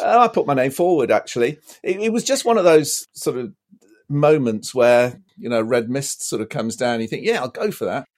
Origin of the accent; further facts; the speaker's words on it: Lancashire, North West England, United Kingdom; now in Bristol, United Kingdom; I grew up in Lancashire, actually.